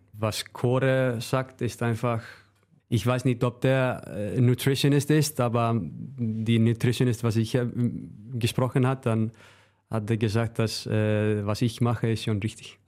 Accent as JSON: {"language": "German", "region": "Northeastern Region", "country": "Iceland", "tie": "born or raised there", "second_language": "German", "moved": "as an adult", "lives_now": "Germany", "said": "zu meiner Heimat, äh, Nordisland"}